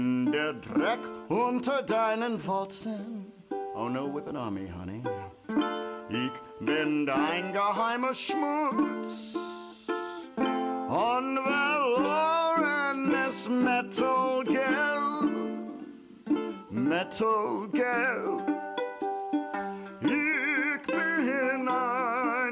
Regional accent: Ohio, United States; moved away; We grew up together in Ohio.

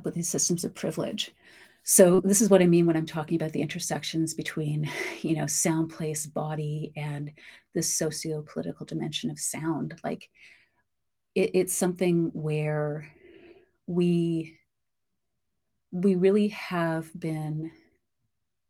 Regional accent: Canada; I am Black Canadian, we've been here since just before, and then around the Civil War, my family settled south of Chatham-Kent

